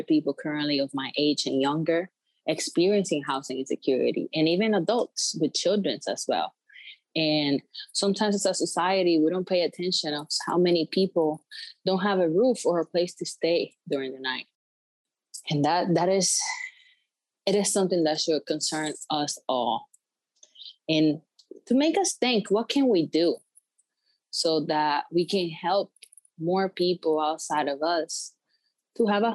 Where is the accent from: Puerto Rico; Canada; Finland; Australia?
Puerto Rico; moved away as an adult; now in Connecticut, United States; I'm from Puerto Rico. I'm 24 years old. I came to Connecticut 4 years ago.